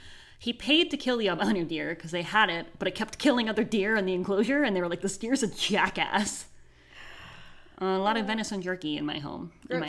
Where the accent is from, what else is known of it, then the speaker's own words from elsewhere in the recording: Pennsylvania, United States; No, I'm from Pennsylvania.